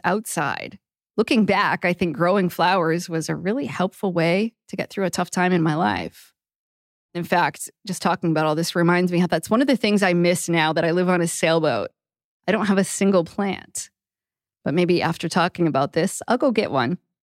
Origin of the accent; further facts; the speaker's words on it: Maine, United States; I grew up in Maine, where the growing season is really short